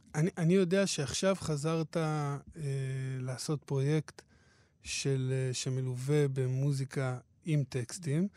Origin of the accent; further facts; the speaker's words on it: Hadera, Haifa District, Israel; אני כנער בחדרה